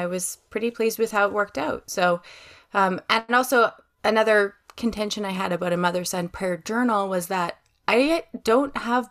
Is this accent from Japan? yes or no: no; Western Canada, Canada; Yeah. I have a different accent. I come from Western Canada. I try not to say the word A, but if you hear it, please excuse me.